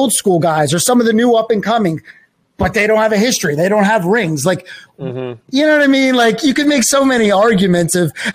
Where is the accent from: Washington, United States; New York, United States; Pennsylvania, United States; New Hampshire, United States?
Pennsylvania, United States; Philadelphia; I went to Lower Merion. I went to the same high school